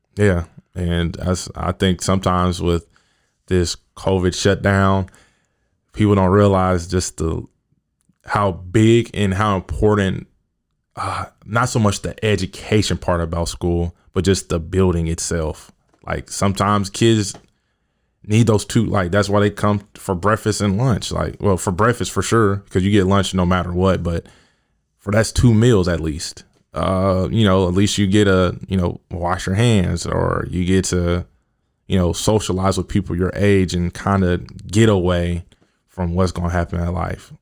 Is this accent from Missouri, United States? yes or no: yes; Kansas City, Missouri, United States; I grew up in Kansas City, South Kansas City to be exact.